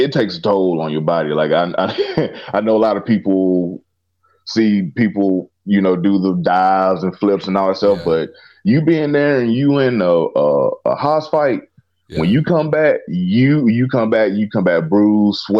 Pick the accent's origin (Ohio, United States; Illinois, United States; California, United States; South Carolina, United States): South Carolina, United States; Clinton; a grocery store in my hometown of Clinton, South Carolina